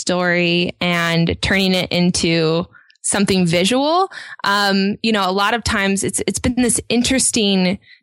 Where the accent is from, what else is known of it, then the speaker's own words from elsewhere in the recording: a little bit north of Seattle, Washington, United States; I grew up a little bit north of Seattle